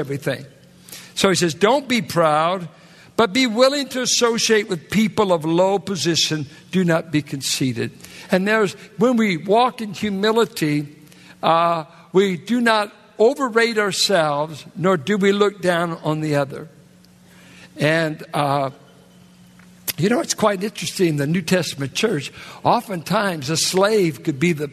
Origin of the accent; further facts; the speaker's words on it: Richmond, California, United States; I'm from Richmond, California